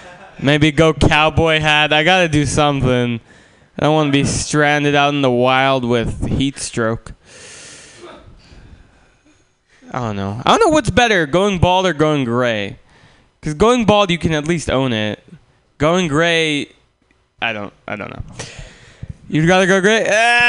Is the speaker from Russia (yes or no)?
yes; Russia; born there; moved away; also born or lived in San Francisco, United States; I am not from here. Pam is correct. I was born in Russia, and then my family moved to San Francisco.